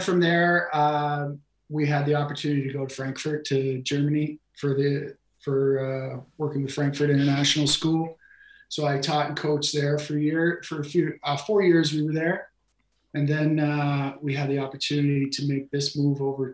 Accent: New Brunswick, Canada; moved away as an adult; also born or lived in China; I grew up in Canada and did my undergraduate and graduate degree in education out of the East Coast of Canada. I'm from New Brunswick

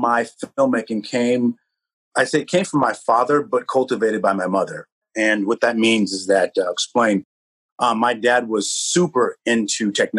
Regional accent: Santa Rosa, California, United States; I was literally in my hometown, Santa Rosa

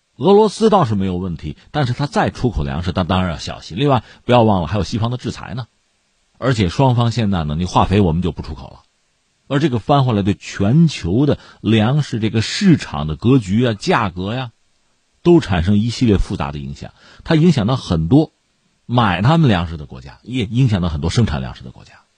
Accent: China; 对我们中国人来说又回到了，呃，平常的啊，日常的那种紧张、充实的生活之中

